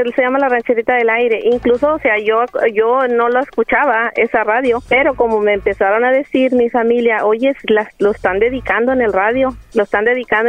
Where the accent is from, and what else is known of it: Coahuila, Mexico; now in San Antonio, United States